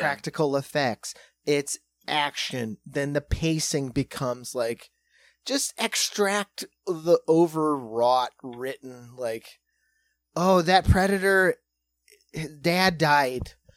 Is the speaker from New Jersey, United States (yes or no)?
no; South Dakota, United States; we're from South Dakota